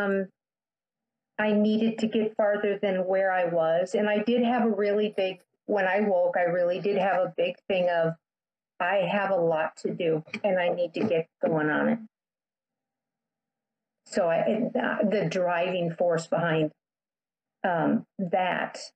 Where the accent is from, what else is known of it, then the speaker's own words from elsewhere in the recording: Midwest, United States; I grew up in the Midwest